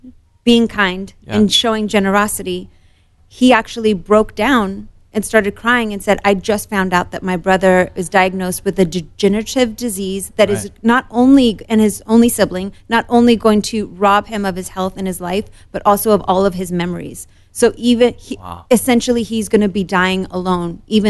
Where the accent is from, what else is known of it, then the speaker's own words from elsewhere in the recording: Morocco; born there; So I was born in Morocco. Almost all of my Moroccan family is either in Morocco or Europe. My father's side of the family is mainly in West Virginia.